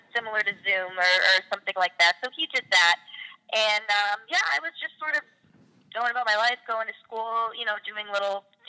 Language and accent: English; Massachusetts, United States; I grew up right outside Boston, and I always grew up doing theater.